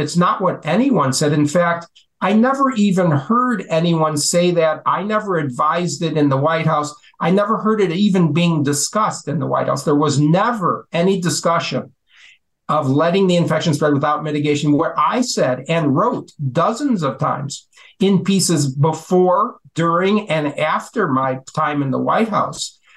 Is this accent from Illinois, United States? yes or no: yes; Chicago, Illinois, United States; I was born uh, in the Chicago in Chicago itself